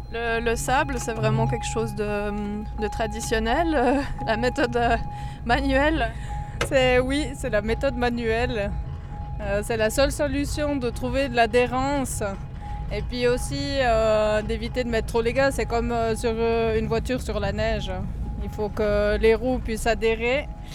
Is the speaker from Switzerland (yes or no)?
yes; Valais, Switzerland; je suis valaisanne, j'ai 43 ans, j'habite à Haute-Nanda